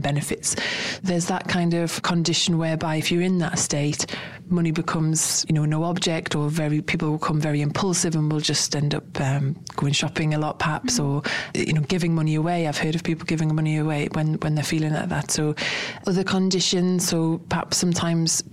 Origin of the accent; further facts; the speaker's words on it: United Kingdom; we're British